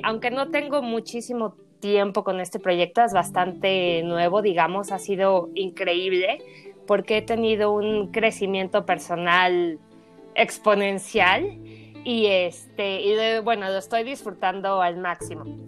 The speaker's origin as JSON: {"language": "Spanish", "region": "Mexico City", "country": "Mexico", "tie": "born or raised there", "also_born_or_lived": "New Zealand", "moved": "as an adult", "said": "Soy originaria de la Ciudad de México"}